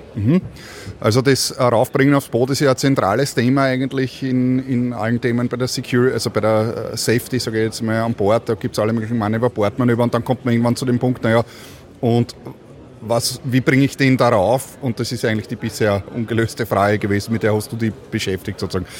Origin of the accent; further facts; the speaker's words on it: Austria; als Österreicher